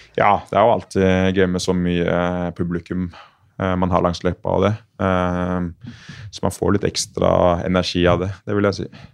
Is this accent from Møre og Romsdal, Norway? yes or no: no; Asker, Akershus, Norway; jeg er fra, fra Asker